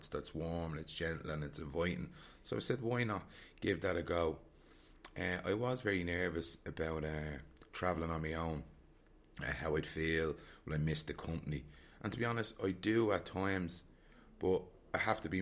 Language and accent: English; Dublin, Leinster, Ireland; I'm from Dublin